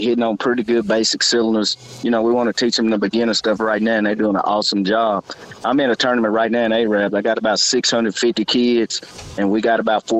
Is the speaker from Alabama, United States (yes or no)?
yes; Athens, Alabama, United States; moved away as an adult; I'm originally from Athens, moved away like 20 years ago